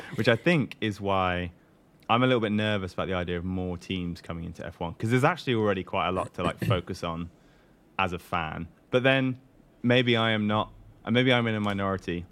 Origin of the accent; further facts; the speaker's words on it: Newcastle upon Tyne, North East England, United Kingdom; I'm from Newcastle, which is up in the northeast